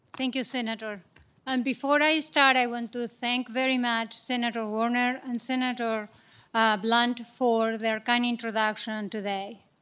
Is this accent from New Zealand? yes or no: no; Argentina; now in United States; I am the youngest of seven children born and raised in Argentina.